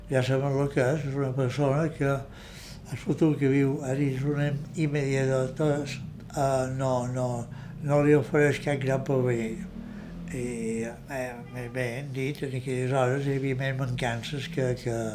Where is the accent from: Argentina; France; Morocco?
France; Annemasse, Auvergne-Rhône-Alpes; born there; Jo vaig néixer a França, a Anamàs, poble fronterís en Ginebra, de Suïssa, dia 15 de febrer de l'any 1939, perquè mon pare era un emigrant